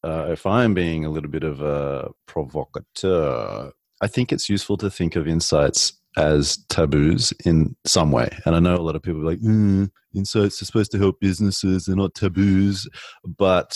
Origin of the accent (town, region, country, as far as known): Australia; accent: Australian; moved away as an adult; now in United States